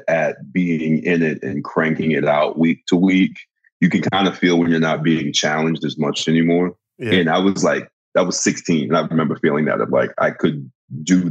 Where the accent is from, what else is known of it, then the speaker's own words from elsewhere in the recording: New York, United States; I'm from New York, and I'm like one of those New York actors